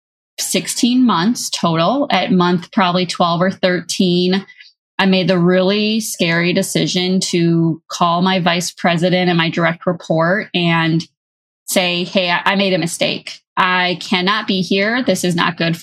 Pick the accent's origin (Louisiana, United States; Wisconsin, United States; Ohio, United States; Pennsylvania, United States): Wisconsin, United States; moved away as an adult; also born or lived in Minnesota / Dallas, Texas; I'm from Wisconsin